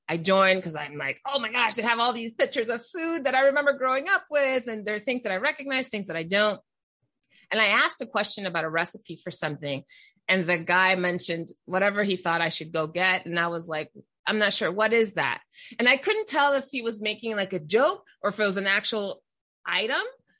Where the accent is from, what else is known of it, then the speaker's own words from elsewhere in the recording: United States; But I'm American by passport and I think upbringing.